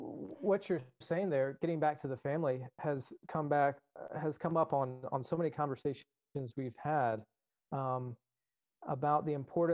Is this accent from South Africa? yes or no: no; Southern United States, United States; also born or lived in Alaska; as a Southern American